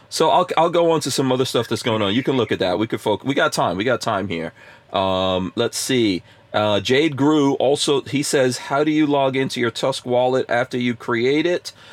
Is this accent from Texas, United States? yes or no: yes; Texas, United States; I'm from Texas